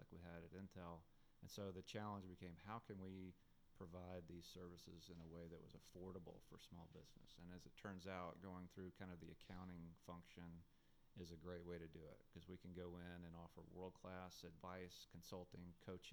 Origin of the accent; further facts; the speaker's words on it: North Little Rock, Arkansas, United States; moved away; that's my hometown